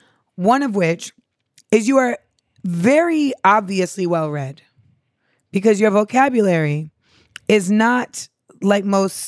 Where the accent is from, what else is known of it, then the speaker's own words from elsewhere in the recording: California, United States; Yes, so I am from the Bay.